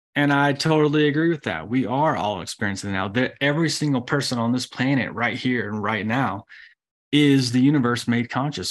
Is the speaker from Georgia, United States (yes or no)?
yes; Georgia, United States; I'm from Georgia